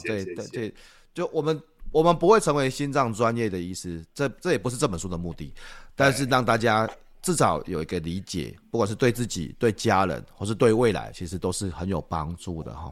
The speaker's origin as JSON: {"language": "Chinese", "town": "Shalu", "region": "Taichung", "country": "Taiwan", "tie": "born or raised there", "said": "我的老家就在沙鹿啊"}